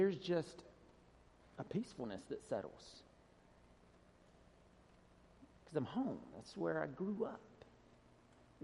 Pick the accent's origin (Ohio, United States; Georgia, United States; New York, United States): Georgia, United States; moved away as an adult; I grew up in Georgia. When I was a kid, our address was Rural Route 1